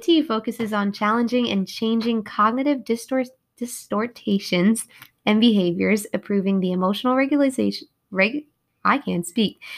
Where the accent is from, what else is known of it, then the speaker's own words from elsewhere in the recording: New York, United States; moved away as an adult; also born or lived in Kentucky; I'm from New York.